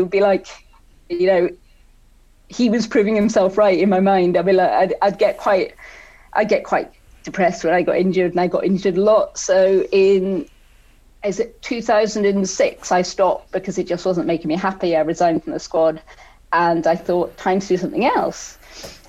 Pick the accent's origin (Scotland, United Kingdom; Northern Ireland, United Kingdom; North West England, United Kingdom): Scotland, United Kingdom; also born or lived in South Wales; growing up in Scotland